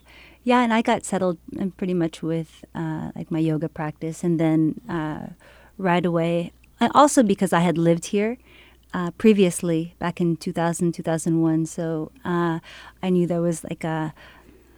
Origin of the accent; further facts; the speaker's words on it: Hutchinson, Kansas, United States; My ancestry is Filipino, but I was born in Hutchinson, Kansas. So I'm a Hutch girl.